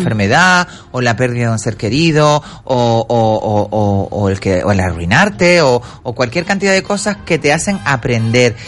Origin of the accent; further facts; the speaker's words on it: Canary Islands, Spain; accent: Canarian; moved away; Todos los canarios ¿eh? llevamos un cubano dentro. Entonces, eh, nuestro, nuestro acento es muy diferente al, al peninsular